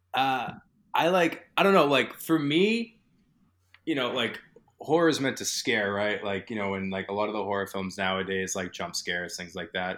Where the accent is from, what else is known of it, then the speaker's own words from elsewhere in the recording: New England, United States; I'm from New England